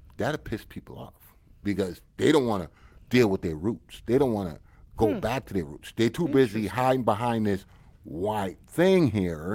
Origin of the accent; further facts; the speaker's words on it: United States; I'm American and you know that. And I'm, I'm American to the core